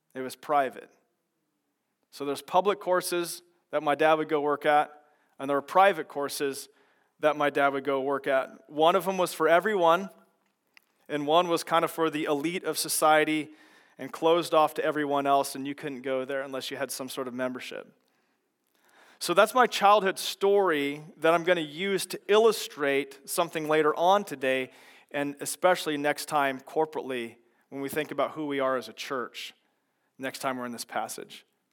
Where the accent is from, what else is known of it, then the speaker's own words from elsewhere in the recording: McPherson, Kansas, United States; moved away; I grew up in a small town in central Kansas, and, uh, there's McPherson